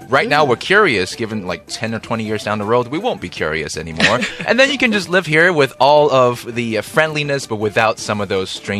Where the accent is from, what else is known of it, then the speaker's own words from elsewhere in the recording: Canada; And I'm Canadian, by the way.